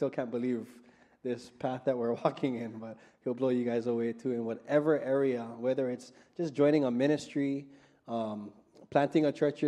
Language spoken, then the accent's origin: English; Aiea, Hawaii, United States; I'm from Aiea, that's why. A-town.